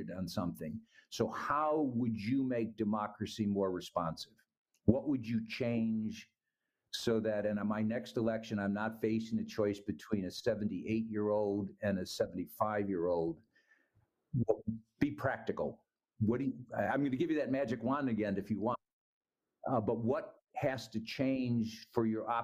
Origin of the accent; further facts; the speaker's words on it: United States; as an American